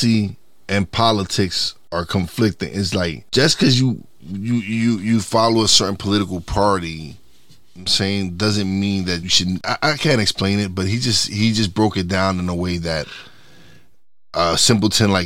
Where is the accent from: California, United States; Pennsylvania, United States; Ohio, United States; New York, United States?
New York, United States; New York City; I grew up in East New York, Brooklyn.